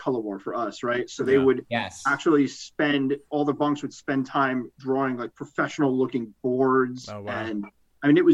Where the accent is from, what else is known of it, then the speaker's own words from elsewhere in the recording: the Bronx / Westchester County, New York, United States; growing up in the Bronx or growing up in Westchester County